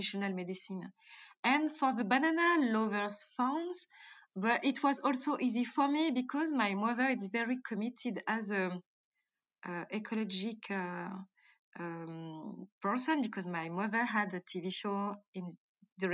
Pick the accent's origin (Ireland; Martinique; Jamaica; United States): Martinique; accent: French; English is a second language; also born or lived in Djibouti; I born in Africa, I born in Djibouti, so I spent my childhood between Africa and Martinique